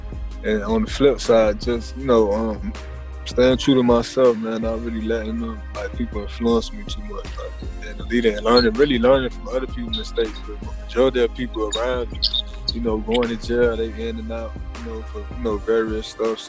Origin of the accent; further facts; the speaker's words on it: Miami, Florida, United States; moved away as an adult; now in Gwinnett County, Georgia, United States; I'm from Liberty City, Miami-Dade County, 305.